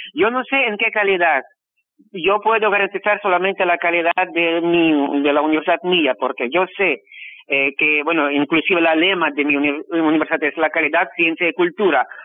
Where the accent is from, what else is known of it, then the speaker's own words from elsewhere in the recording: Rostov-on-Don, Rostov Oblast, Russia; Spanish is a second language; also born or lived in Donetsk, Ukraine; now in Asunción, Paraguay; Sí, yo nací en Rusia, en la ciudad que se llama Rostov del Don